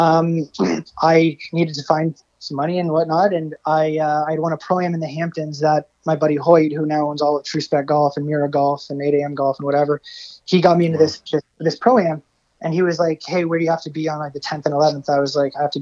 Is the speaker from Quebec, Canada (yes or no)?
no; Essex, Ontario, Canada; also born or lived in Los Angeles, United States / Orlando, United States; now in Windsor, Canada; I'm from Essex.